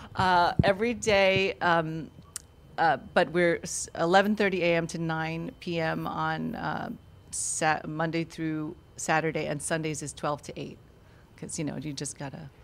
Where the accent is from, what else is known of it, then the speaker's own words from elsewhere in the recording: New York, United States; now in Florida, United States; I grew up in New York actually